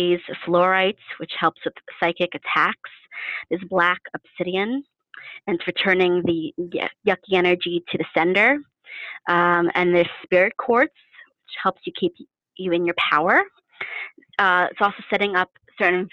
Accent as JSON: {"language": "English", "town": "New York City", "region": "New York", "country": "United States", "tie": "born or raised there", "said": "I grew up in New York City."}